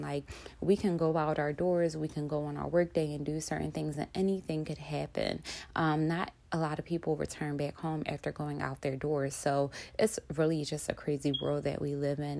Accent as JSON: {"language": "English", "town": "Philadelphia", "region": "Pennsylvania", "country": "United States", "tie": "born or raised there", "said": "I grew up in Philly all of my life"}